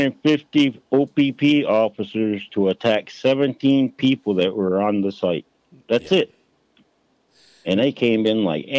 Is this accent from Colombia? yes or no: no; Six Nations, Ontario, Canada; So I'm a Cayuga from Six Nations, mm-hmm. really, actually.